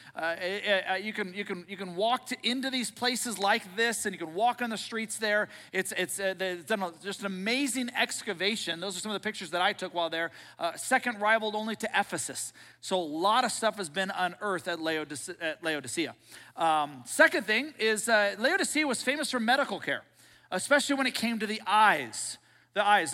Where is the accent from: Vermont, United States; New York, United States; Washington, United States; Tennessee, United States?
Washington, United States; Seattle; I grew up in Seattle.